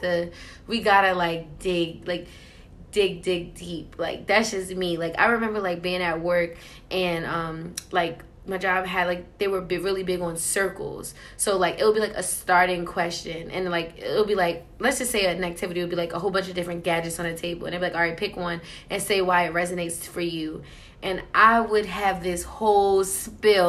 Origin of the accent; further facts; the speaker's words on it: New York City, New York, United States; also born or lived in New Jersey; I'm originally from Queens, New York.